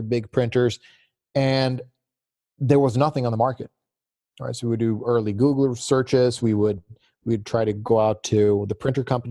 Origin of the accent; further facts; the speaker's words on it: Gothenburg, Västra Götaland, Sweden; also born or lived in Virginia, United States; now in Gothenburg, Sweden; I got into a school in Gothenburg, so the city where I was born